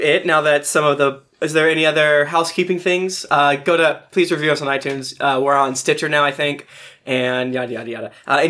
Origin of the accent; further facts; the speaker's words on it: United States; I'm American